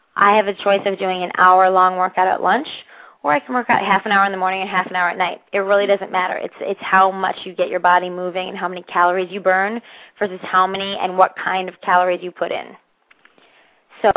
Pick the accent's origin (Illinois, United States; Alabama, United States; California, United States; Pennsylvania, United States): Pennsylvania, United States; Northeast; where I grew up in Northeast Pennsylvania